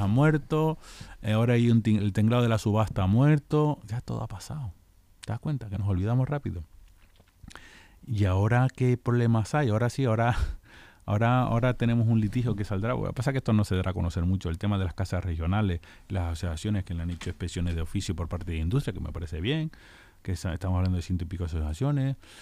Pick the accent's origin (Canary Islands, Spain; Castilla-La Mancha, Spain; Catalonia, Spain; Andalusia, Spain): Canary Islands, Spain; La Palma; now in Leganés, Spain; Yo soy de La Palma